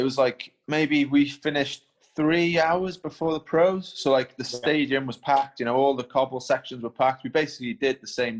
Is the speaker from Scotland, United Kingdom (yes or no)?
no; Wales, United Kingdom